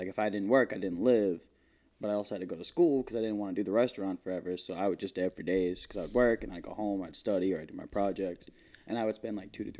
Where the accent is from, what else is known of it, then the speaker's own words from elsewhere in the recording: Massapequa, New York, United States; I'm third generation Massapequa. I grew up here. My dad grew up here. My grandfather was from here.